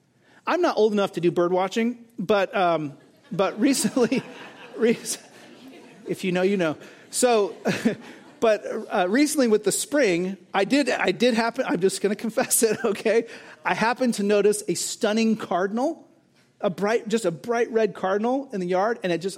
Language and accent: English; California, United States; the place where I grew up in Southern California was famous for these massive fields with beautiful wildflowers.